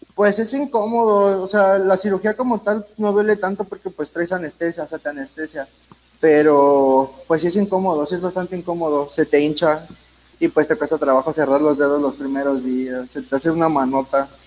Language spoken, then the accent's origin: Spanish; Ixtapaluca, State of Mexico, Mexico; En sí no soy del, DF, soy del estado de Ixtapaluca